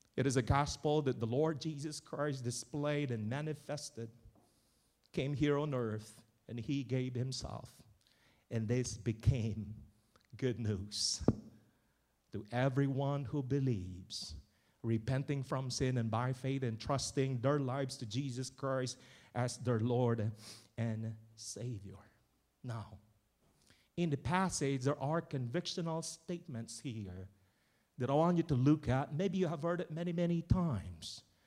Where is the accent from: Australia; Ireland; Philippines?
Philippines; moved away; in my province, where I came from, where I was born, raised, and educated. The Philippines.